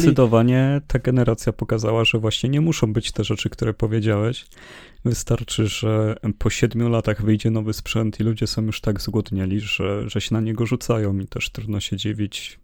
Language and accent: Polish; Poland; my z Polski